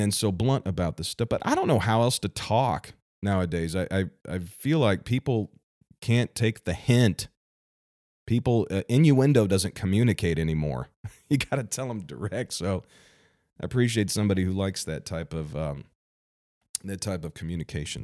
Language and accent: English; Missouri, United States; my home state, Missouri.